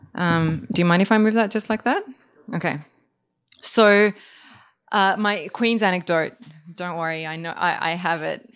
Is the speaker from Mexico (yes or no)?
no; Australia; moved away as an adult; also born or lived in Serbia; now in New York, United States; I'm originally from Serbia, grew up in Australia